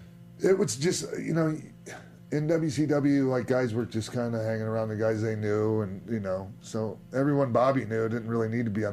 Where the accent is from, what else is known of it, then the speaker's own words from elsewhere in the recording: St. Petersburg, Florida, United States; St. Pete's my hometown